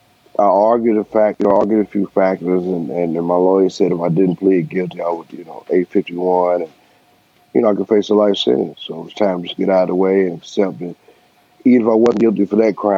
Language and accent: English; Bowling Green, Kentucky, United States; I'm originally from Bowling Green, Kentucky, which I was born and raised